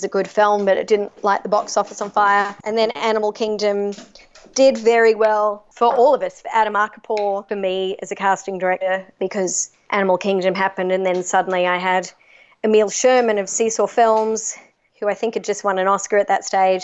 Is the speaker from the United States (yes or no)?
no; Australia; I'm Australian